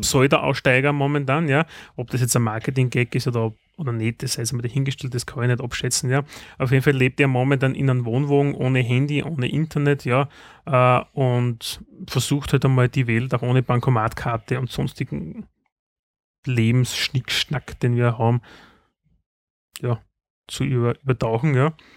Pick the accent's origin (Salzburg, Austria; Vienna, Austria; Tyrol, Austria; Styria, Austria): Styria, Austria; bei uns in der Steiermark